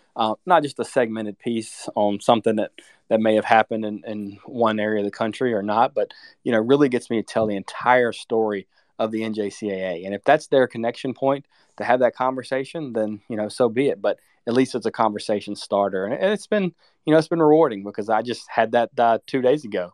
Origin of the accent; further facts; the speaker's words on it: Virginia, United States; I grew up in Virginia